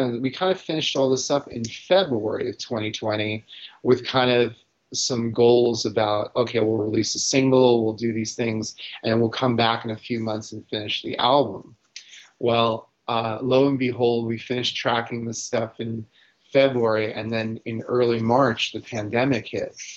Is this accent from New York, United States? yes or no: yes; New York City, New York, United States; growing up in New York